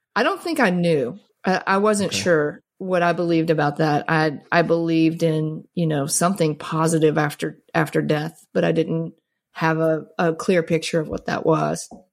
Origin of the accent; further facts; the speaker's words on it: Mississippi, United States; I grew up in Mississippi